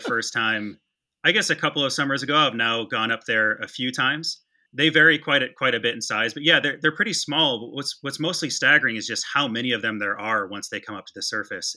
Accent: West Michigan, United States; I grew up in West Michigan

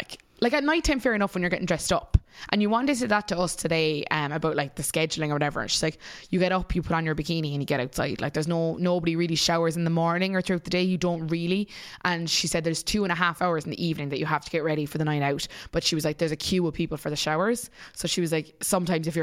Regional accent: Munster, Ireland; as a person from Munster

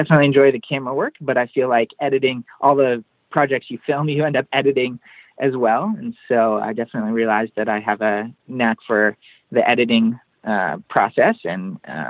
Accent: Papua New Guinea; also born or lived in Indiana, United States; now in Los Angeles, United States; Yeah, so I grew up overseas in Papua New Guinea and always loved filmmaking from a young age

